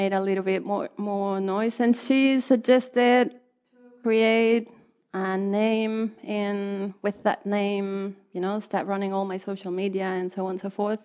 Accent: Mexico; now in Waikato, New Zealand; I come originally from Mexico

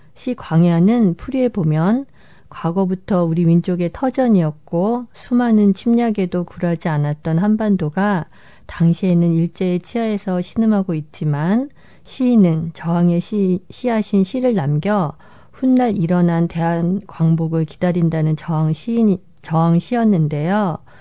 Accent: South Korea; moved away; 한국인으로서 그리고 이민자로서

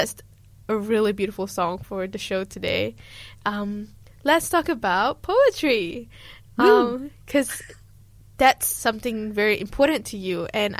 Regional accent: Malaysia; now in New Zealand; I'm trying to reconnect with my Malay culture as well. I feel like when I came to New Zealand and I'm struggling with belonging, I try to grasp to be more Kiwi than I am. But I kind of miss my Malay side, especially with 3 years of not being home.

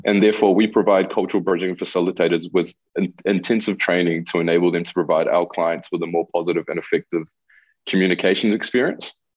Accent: New Zealand; accent: Kiwi; first language Spanish; English is a second language; also born or lived in Chile; I basically did all my schooling in New Zealand, which is why I sound so Kiwi when I speak mm-hmm. English.

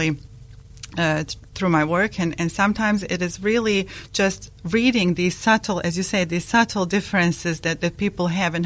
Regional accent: Bosnia & Herzegovina; first language Bosnian; English is a second language; moved away as an adult; also born or lived in Kuwait; now in Dunedin, New Zealand; I was born in a country called Yugoslavia, or that was called Yugoslavia, now called ex-Yugoslavia, and in Bosnia and Herzegovina. So my country is Bosnia and Herzegovina

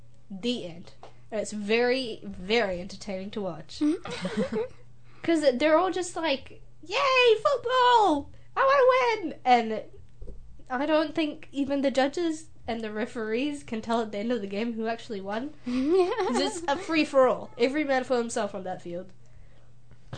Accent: New Zealand; I'm from New Zealand

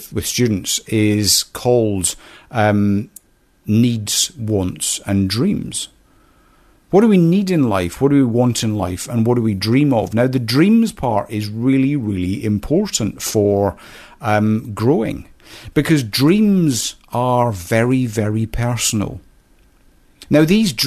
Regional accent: Scotland, United Kingdom; I was brought up in a small Scottish village

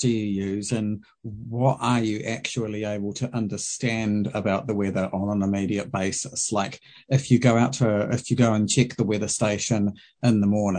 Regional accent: Auckland, New Zealand; moved away as an adult; now in Waikato, New Zealand; because I grew up in Auckland for, near on 30 years, and then I came to the Waikato

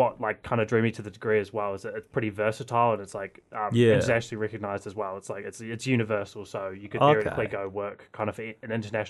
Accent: Christchurch, Canterbury, New Zealand; Yeah, I grew up in Christchurch.

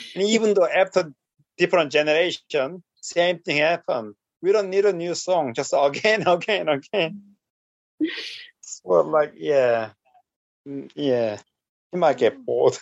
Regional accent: South Korea; English is a second language; moved away; in Korea, I was lucky because uh, my elementary school was kind of like a, uh, uh, earlier one who accept teaching English to students

